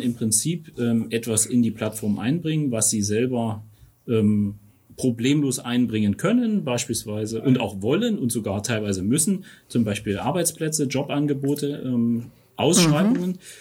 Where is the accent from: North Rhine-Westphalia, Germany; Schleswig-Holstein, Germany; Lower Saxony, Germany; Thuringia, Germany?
Thuringia, Germany; Erfurt; moved away as an adult; now in Taunusstein, Germany; kein gebürtiger Hesse, sondern stamme aus Thüringen, aus Erfurt. Ähm, das, das lässt sich auch sprachlich nicht verstecken.